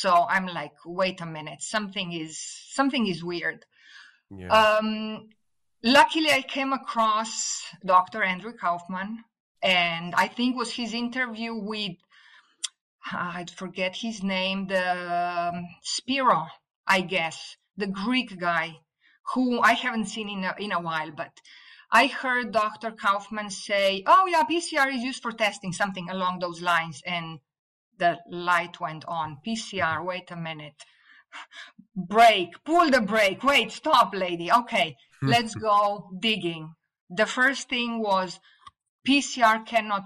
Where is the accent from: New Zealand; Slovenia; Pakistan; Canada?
Slovenia; first language Slovene; English is a second language; moved away as an adult; also born or lived in Italy; now in United States; I studied biology in Italy, although I was born in Yugoslavia before it became Slovenia